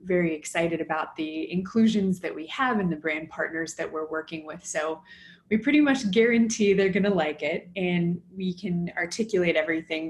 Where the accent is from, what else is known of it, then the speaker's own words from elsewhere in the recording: Los Angeles, California, United States; moved away; also born or lived in Boston / New York; I'm from Los Angeles originally